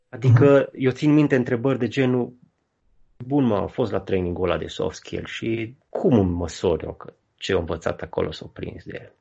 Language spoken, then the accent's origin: Romanian; Baia Mare, Maramureș County, Romania; în Baia Mare, de unde sunt eu